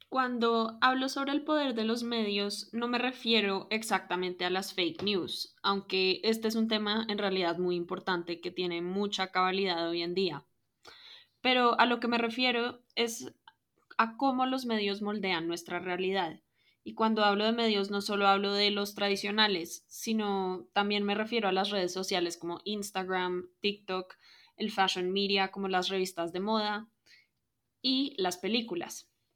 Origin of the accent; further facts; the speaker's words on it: Colombia; soy colombiana de ascendencia libanesa